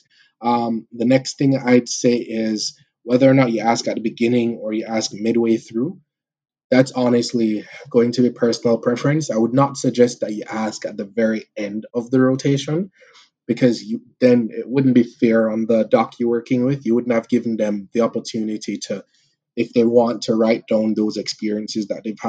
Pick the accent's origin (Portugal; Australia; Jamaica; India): Jamaica; moved away as an adult; now in Canada; the culture and personality we have as Jamaican people